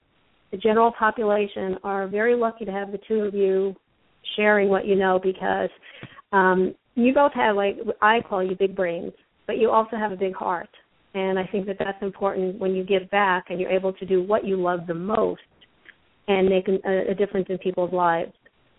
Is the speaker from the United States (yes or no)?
yes; Northeast, United States; now in Chicago, United States; I did not grow up military, and Don and I have this conversation all the time. I'm from the Northeast